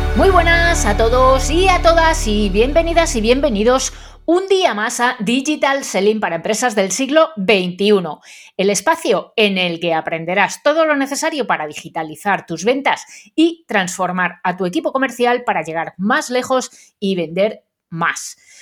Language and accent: Spanish; Madrid, Community of Madrid, Spain; los madrileños pronunciamos fatal